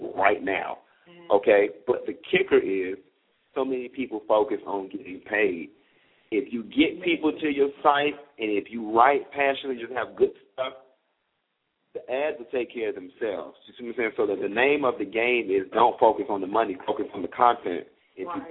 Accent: Miami, Florida, United States; I'm from Miami

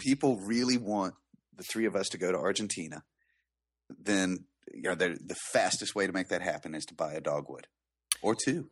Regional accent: the South, United States; I'm from the South

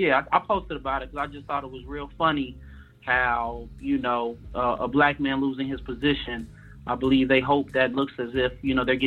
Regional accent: Chicago, Illinois, United States; I'm from Chicago

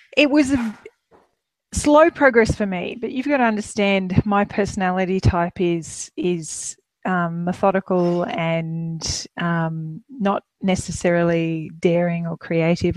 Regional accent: Queensland, Australia; moved away as an adult; also born or lived in Melbourne; we're Queenslanders originally, but uh, we were in Melbourne for almost 10 years

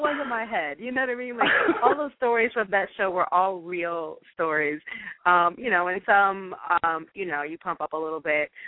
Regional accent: Jefferson City, Missouri, United States; moved away as an adult; also born or lived in Ohio; now in Los Angeles, United States; I am originally from Jefferson City, Missouri

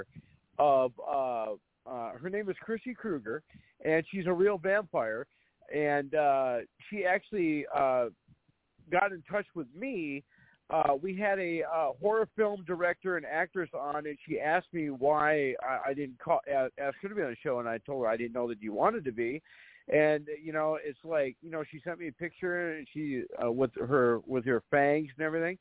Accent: Fargo, North Dakota, United States; my hometown, because I'm from Fargo

